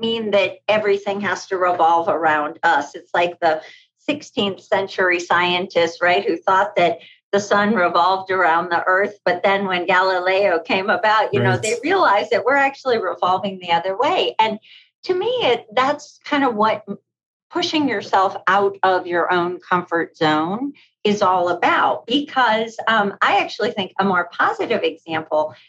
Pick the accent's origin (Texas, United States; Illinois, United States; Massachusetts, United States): Massachusetts, United States; Boston; moved away as an adult; also born or lived in New York City / Rome, Italy; now in Meadville, United States; Boston, where I grew up